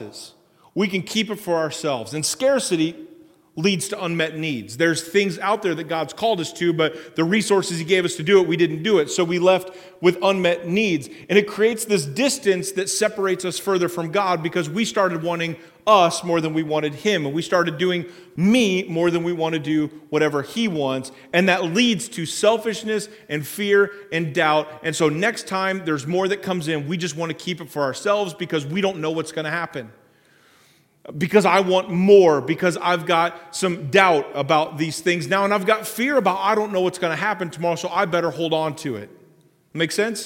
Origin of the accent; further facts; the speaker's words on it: Springfield, United States; I grew up down in Springfield